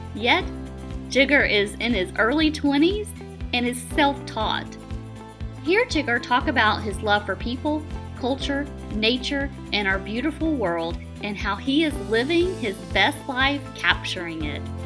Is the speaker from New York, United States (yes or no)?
no; Atlanta, Georgia, United States; I'm from Atlanta